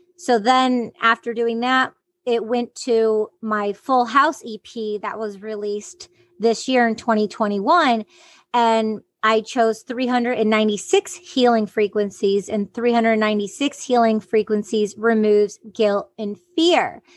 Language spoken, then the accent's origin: English; Detroit, Michigan, United States; growing up in the Detroit underground music scene